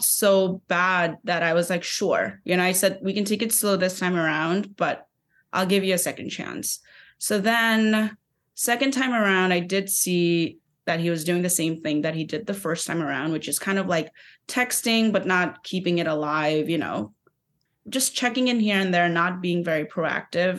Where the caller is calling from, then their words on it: New York City, New York, United States; I'm calling from Brooklyn, New York